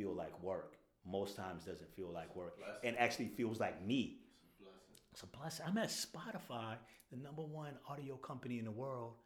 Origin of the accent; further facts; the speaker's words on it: Daytona Beach, Florida, United States; moved away as an adult; now in Brooklyn, United States; shout out to my hometown, Daytona Beach